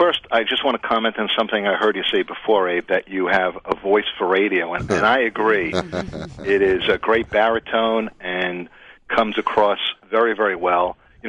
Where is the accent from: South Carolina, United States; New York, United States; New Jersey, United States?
New York, United States; New York City; Well, I grew up in the cigar mecca of Brooklyn, New York.